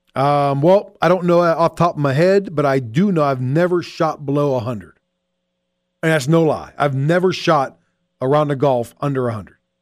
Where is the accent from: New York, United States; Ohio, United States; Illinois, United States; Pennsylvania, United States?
Pennsylvania, United States; Pittsburgh; growing up in Pittsburgh